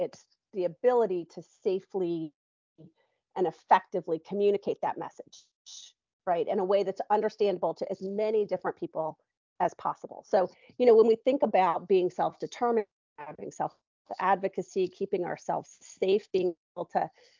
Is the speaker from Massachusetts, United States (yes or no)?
no; Michigan, United States; moved away as an adult; now in Nashville, United States; I'm from Michigan